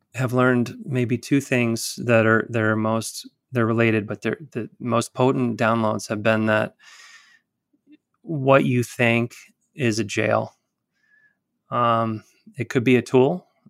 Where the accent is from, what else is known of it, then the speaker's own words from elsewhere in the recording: Tuscaloosa, Alabama, United States; I was born in Tuscaloosa.